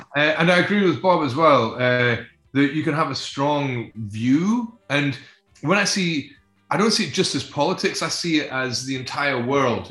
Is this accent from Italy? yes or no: no; Scotland, United Kingdom; We see ourselves as a Scottish band